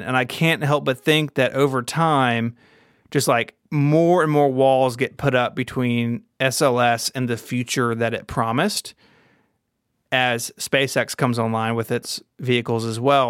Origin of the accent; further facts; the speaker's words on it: the South, United States; I'm from the South.